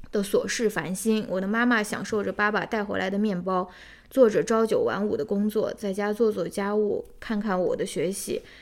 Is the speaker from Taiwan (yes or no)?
no; Xi'an, Shaanxi, China; moved away; 我是来自陕西西安的